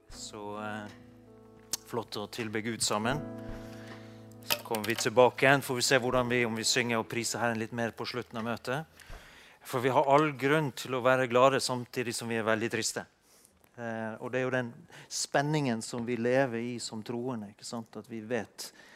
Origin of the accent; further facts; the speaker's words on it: Norway; født og oppvokst i Norge og ha et norsk pass